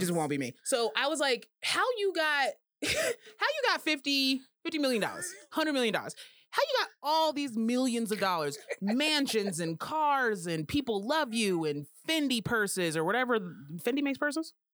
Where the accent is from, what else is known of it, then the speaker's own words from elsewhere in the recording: Colorado, United States; I'm from Colorado and I say all the letters in the word